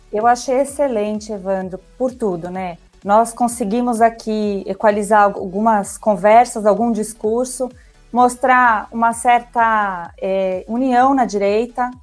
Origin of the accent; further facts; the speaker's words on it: Brazil; somos brasileiros comuns